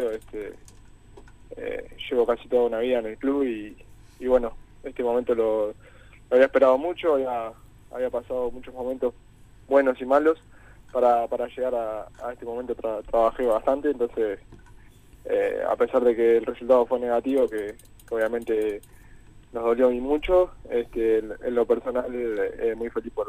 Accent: San Jacinto, Canelones, Uruguay; No, San Jacinto.

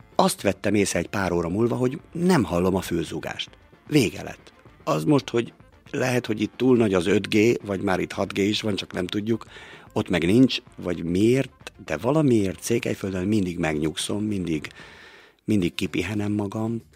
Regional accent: Balassagyarmat, Nógrád, Hungary; now in Békéscsaba, Hungary; Én Palóc vagyok, én Balasa gyarmaton születtem

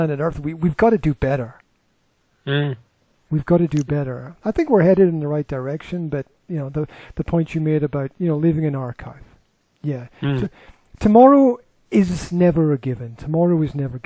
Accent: Scotland, United Kingdom; moved away; Scotland, where I'm from

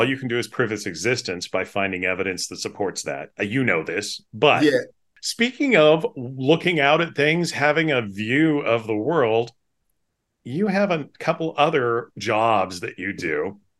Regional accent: Pacific Northwest, United States; Well, I grew up in the Northwest and everybody talked about Bigfoot.

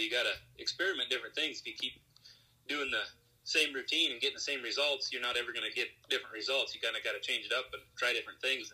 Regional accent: South Dakota, United States; I'm originally from South Dakota

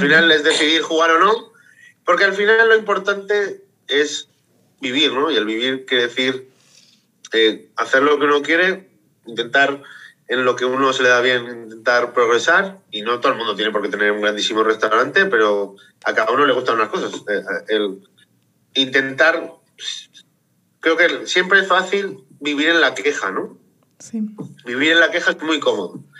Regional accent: Zaragoza, Aragon, Spain; yo soy de Zaragoza y soy maño

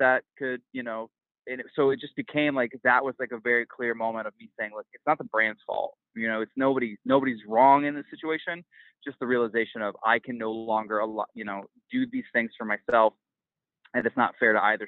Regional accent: Midwest, United States; now in New York City, United States; I grew up in the Midwest

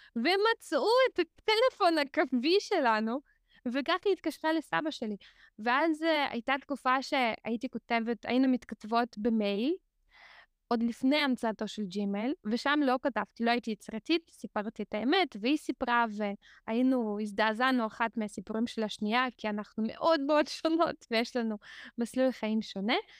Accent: Haifa, Haifa District, Israel; also born or lived in Azerbaijan; אני עוד מעט בת 40 ואני כאן מגיל 8, אז אני מרשה לעצמי אה, להגיד שאני כמעט נולדתי כאן, אה, ובאמת הגענו, עלינו לחיפה, וגרתי בחיפה כמעט כל השנים

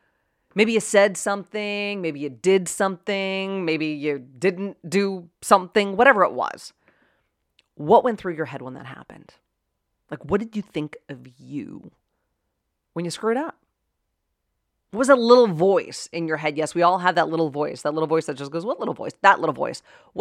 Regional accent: Pittsburgh, Pennsylvania, United States; accent: Pittsburgh; In fact, I'm from Pittsburgh, right? Born and raised in Pittsburgh. And if you know anybody from Pittsburgh, you got a bit of an accent.

